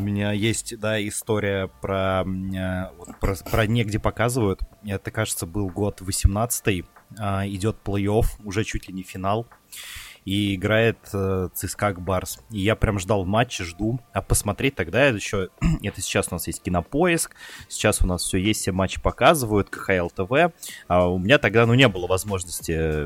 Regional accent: Ryazan, Ryazan Oblast, Russia; у меня в детстве в Рязани ловило 7 каналов

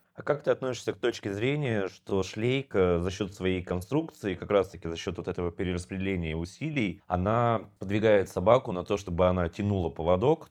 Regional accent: Sakhalin Oblast, Russia; моё детство прошло на Сахалине

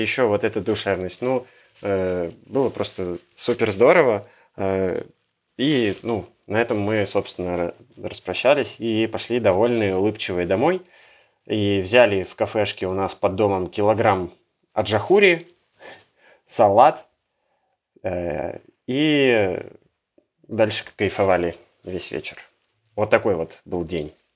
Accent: Yekaterinburg, Sverdlovsk Oblast, Russia; moved away; мы с Урала, из Екатеринбурга.

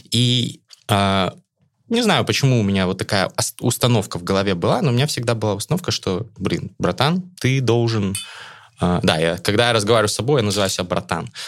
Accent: Astana, Kazakhstan; born there; Я родился в Астане.

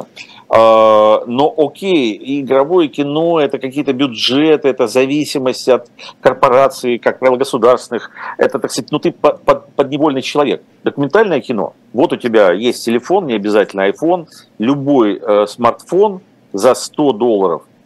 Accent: Ukraine; moved away; also born or lived in Russia; родился и вырос в Украине

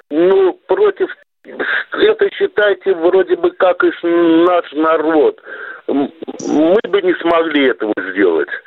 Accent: Baku, Azerbaijan; now in Belgorod, Russia; я вот родом из Баку

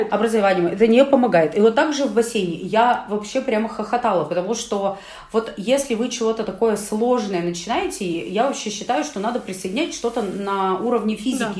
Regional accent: Urals, Russia; нас, уральцев

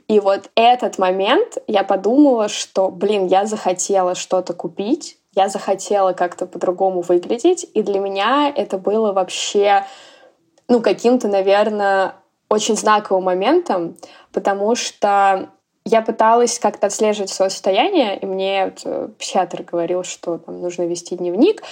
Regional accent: Orenburg, Orenburg Oblast, Russia; moved away; я приезжаю к маме, вот, в родной город

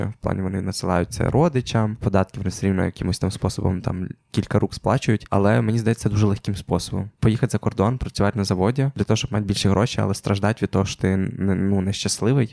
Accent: Ukraine; я ідентифікую себе точно як українець

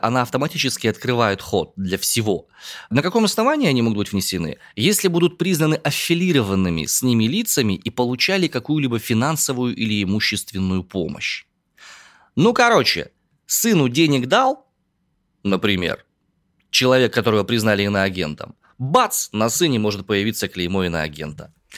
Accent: Omsk, Omsk Oblast, Russia; родом я из Омска

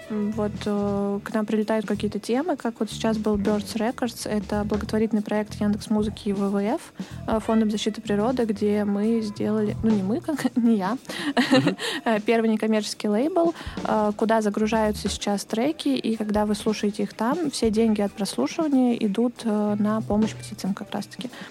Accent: Dubna, Moscow Oblast, Russia; born or raised there; moved away as an adult; now in Moscow, Russia

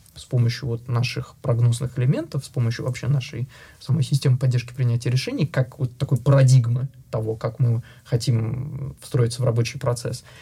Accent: Russia; moved away; я единственный а, россиянин, сооснователь э, в нашей компании

